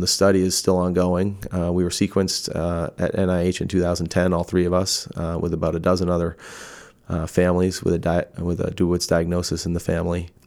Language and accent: English; Massachusetts, United States; moved away; where I grew up in Massachusetts